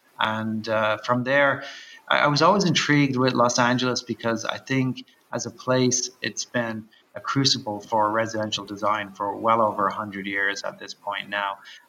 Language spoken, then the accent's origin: English; Dublin, Leinster, Ireland; I'm from Dublin originally, and I grew up in Dublin, which is a very tight, small urban environment and relatively old.